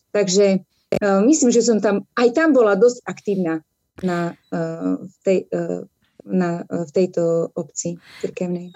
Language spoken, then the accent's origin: Slovak; Prešov, Prešov Region, Slovakia; Pochádzam z mesta Prešov, kde žijem e, väčšinu svojho života, dodnes vo svojom rodičovskom dome. E, detstvo som mala veľmi pekné, e, prežila som ho vlastne v takej odľahlej časti mesta Prešov